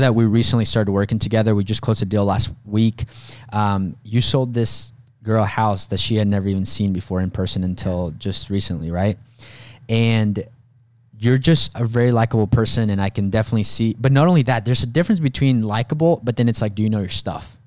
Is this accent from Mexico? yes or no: yes; Mexico; moved away; I was born in Mexico